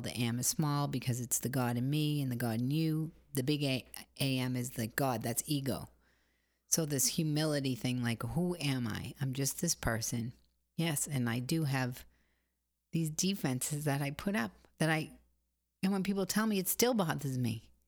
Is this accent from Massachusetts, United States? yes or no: yes; Boston, Massachusetts, United States; I come from Boston.